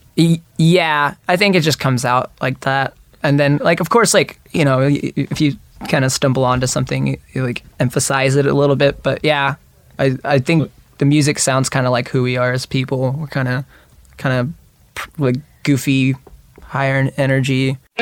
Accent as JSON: {"language": "English", "town": "Dayton", "region": "Ohio", "country": "United States", "tie": "born or raised there", "said": "I grew up in Dayton, Ohio"}